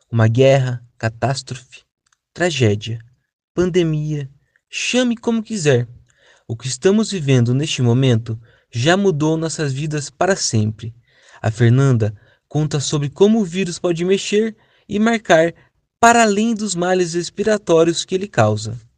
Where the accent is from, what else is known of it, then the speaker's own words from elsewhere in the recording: Novo Horizonte, Brazil; moved away as an adult; Eu tinha voltado para Novo Horizonte, minha cidade natal, há pouco tempo